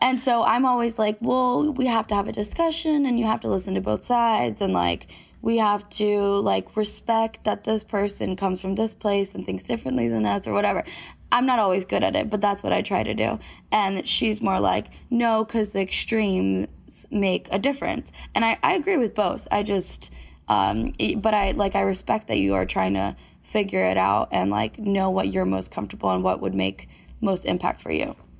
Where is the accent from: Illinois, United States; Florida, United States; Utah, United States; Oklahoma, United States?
Florida, United States; we grew up in Florida, kind of in a small town